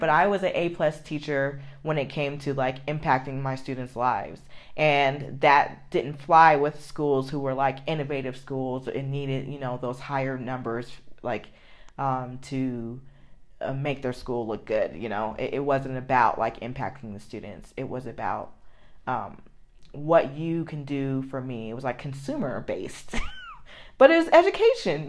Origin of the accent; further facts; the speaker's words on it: United States; I love being an American.